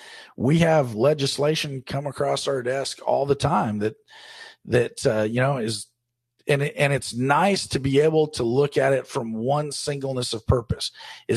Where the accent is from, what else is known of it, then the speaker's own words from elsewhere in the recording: Oregon, United States; my home state of Oregon